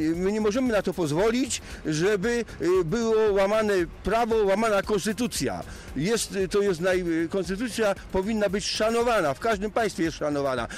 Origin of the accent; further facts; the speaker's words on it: Zielona Góra, Lubusz Voivodeship, Poland; tutaj u nas w Zielonej Górze